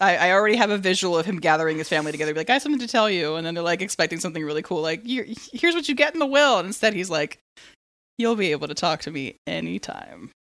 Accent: San Diego, California, United States; I'm from San Diego, and it's the land of Comic-Con

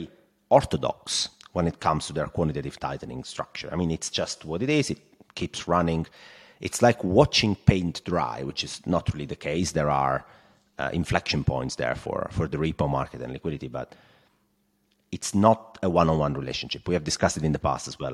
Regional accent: Italy; accent: Italian; English is a second language; my Italian accent

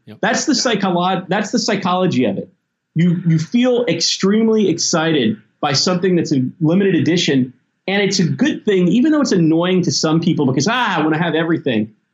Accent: Tennessee and Mississippi, the South, United States; also born or lived in Memphis, Tennessee; I grew up in Tennessee and Mississippi

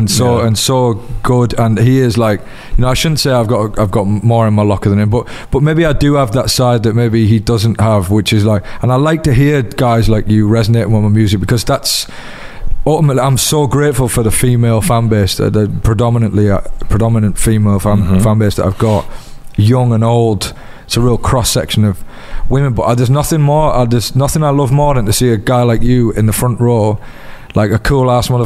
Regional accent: Middlesbrough, North East England, United Kingdom; accent: Borough; Like people say I've lost my Borough accent.

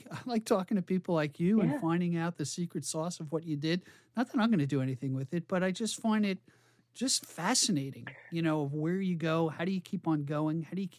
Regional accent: New York, United States; I'm from New York and that's what we do.

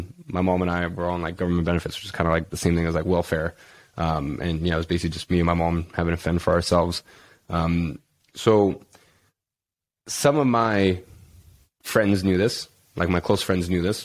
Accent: London, United Kingdom; growing up in London

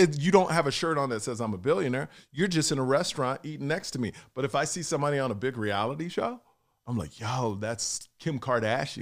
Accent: Texas, United States; I'm from Texas

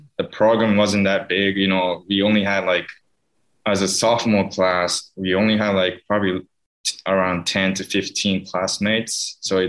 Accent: Hiroshima, Japan; English is a second language; moved away as an adult; now in Atlanta, United States; I'm from Hiroshima

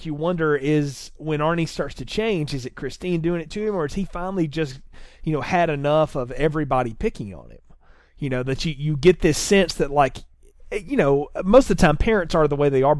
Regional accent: the South, United States; I grew up in the South.

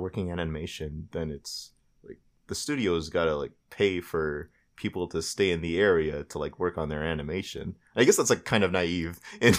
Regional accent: Florida, United States; I grew up in Florida. And it's, like, very rainy.

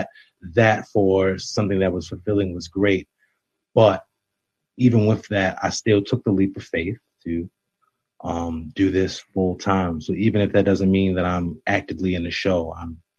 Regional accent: Baltimore, Maryland, United States; I'm an actor and director, born and raised in Baltimore, Maryland.

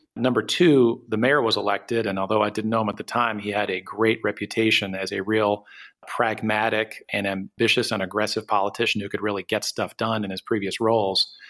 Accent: Detroit, Michigan, United States; I am from the Detroit area originally. And and had a real attachment to my hometown

